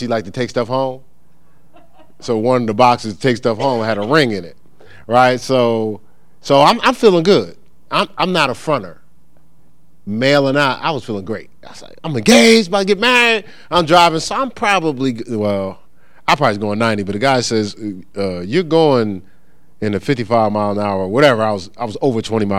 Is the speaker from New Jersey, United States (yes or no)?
yes; New Jersey, United States; moved away; I'm from New Jersey.